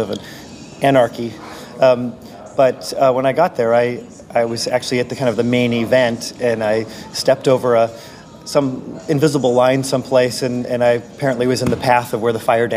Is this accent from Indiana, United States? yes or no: no; Silicon Valley, California, United States; I'm from Silicon Valley